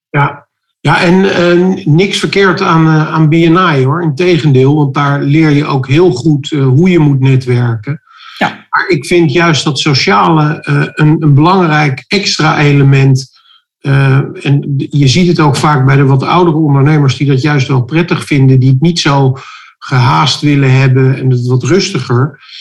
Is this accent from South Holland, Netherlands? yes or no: yes; Rotterdam, South Holland, Netherlands; We komen zelf uit Rotterdam